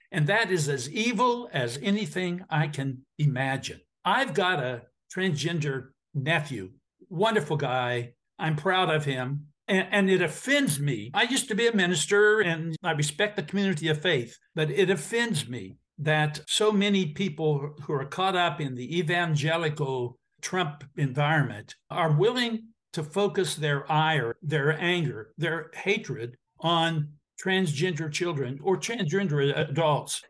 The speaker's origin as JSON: {"language": "English", "region": "Appalachian Ohio", "country": "United States", "tie": "born or raised there", "said": "I grew up in Appalachia, Ohio"}